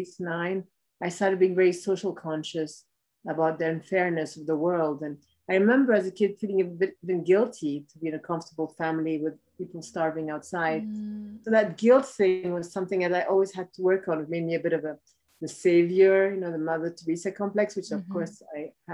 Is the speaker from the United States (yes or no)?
no; Ethiopia; I was born in Ethiopia